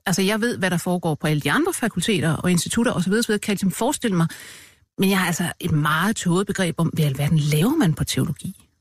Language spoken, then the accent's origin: Danish; Denmark; min barndom i Rigskov